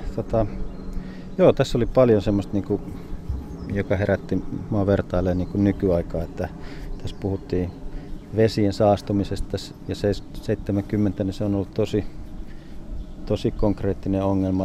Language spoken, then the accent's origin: Finnish; Savonia, Finland; moved away; jossain Savossa, mistä olin kotoisin